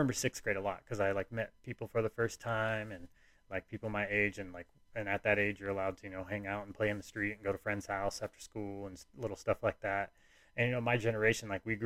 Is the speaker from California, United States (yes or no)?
yes; Tehachapi, California, United States; born or raised there; also born or lived in Burbank, California / Lake Los Angeles, California